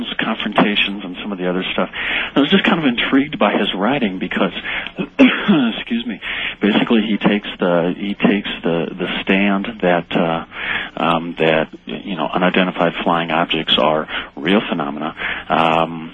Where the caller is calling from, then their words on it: Boulder, Colorado, United States; I'm calling from Boulder, actually.